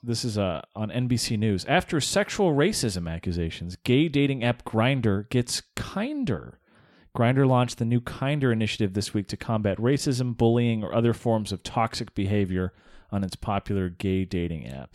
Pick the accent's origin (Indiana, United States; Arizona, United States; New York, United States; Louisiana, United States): Arizona, United States; I'm from Arizona